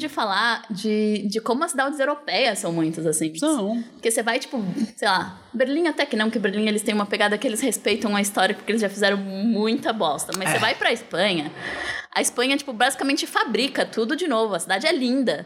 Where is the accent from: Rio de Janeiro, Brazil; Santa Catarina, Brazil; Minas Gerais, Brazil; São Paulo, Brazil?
São Paulo, Brazil; Eu sou de São Paulo, sempre morei assim